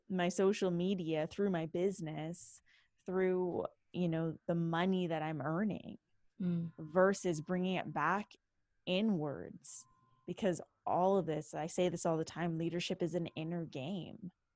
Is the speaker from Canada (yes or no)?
yes; Canada; now in Los Angeles, United States; from Canada. I am Canadian